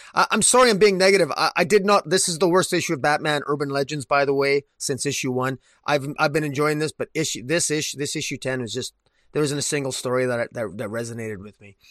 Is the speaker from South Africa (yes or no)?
no; Canada; I'm, I'm Canadian